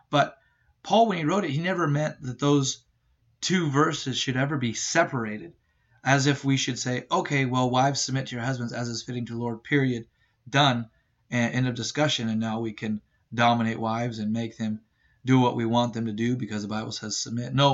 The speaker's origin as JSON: {"language": "English", "country": "Ireland", "said": "well, look, I'm Irish, so I just get angry all the time."}